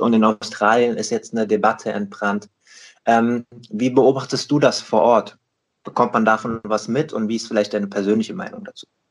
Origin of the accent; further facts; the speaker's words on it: Rheingau, Hesse, Germany; now in Hamburg, Germany; aus dem Rheingau, aus meiner eigentlichen Heimat. Ich bin äh, im Lockdown sozusagen geflüchtet äh, in meine alte Heimat